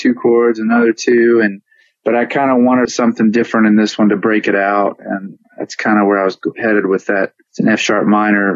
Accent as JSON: {"language": "English", "town": "Richmond", "region": "Virginia", "country": "United States", "also_born_or_lived": "Memphis, Tennessee", "moved": "as an adult", "lives_now": "California, United States", "said": "I moved from Richmond, Virginia, where I'm from, to Memphis in 2001."}